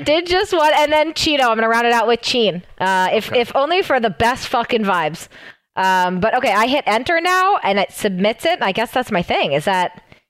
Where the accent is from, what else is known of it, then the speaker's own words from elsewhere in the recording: Seattle, Washington, United States; Seattle Surge, my hometown team